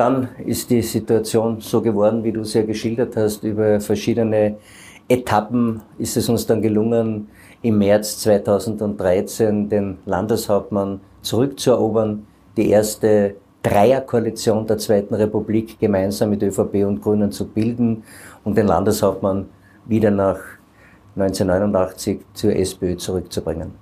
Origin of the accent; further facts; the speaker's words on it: Carinthia, Austria; bei uns in Kärnten